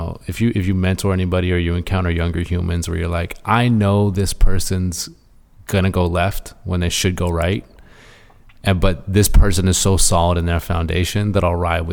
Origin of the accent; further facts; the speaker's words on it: Hornby Island, British Columbia, Canada; I grew up on Hornby